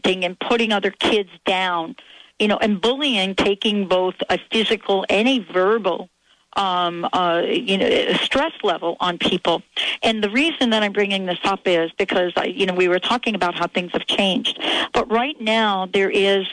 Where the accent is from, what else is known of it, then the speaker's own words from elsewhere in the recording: New York, United States; when I was growing up in New York